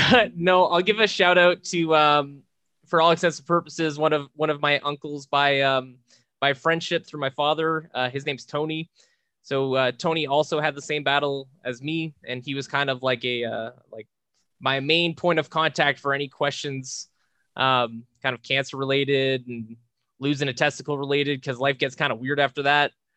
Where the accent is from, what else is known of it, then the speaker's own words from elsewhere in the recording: Charlotte, New Brunswick, Canada; also born or lived in Moncton; now in Edmonton, Canada; a kid from a small town, about a thousand people, called Charlotte, New Brunswick.